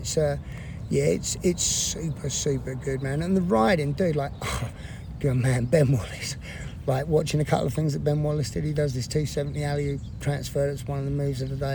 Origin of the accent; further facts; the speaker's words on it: England, United Kingdom; now in United States; every English person back in England